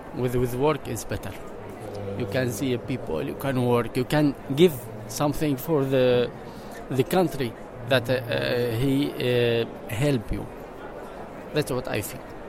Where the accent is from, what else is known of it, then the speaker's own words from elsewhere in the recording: Syria; English is a second language; moved away as an adult; now in Netherlands; I come from Syria